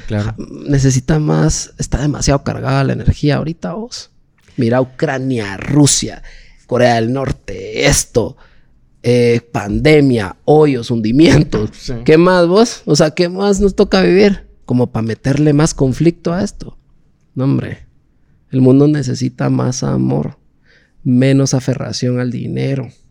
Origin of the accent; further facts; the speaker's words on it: Guatemala; Yo, yo soy guatemalteco, no soy guatemalteco de la capital sol, no, soy de guatemalteco de los veintitanates de departamentos que nosotros tenemos